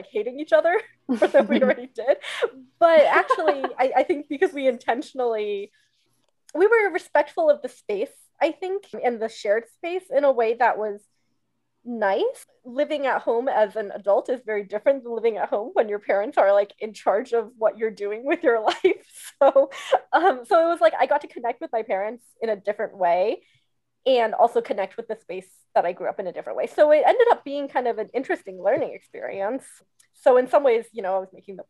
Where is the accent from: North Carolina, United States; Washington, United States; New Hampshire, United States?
New Hampshire, United States; southern; also born or lived in Pittsburgh; now in Atlanta, United States; back home with my family in southern New Hampshire where I grew up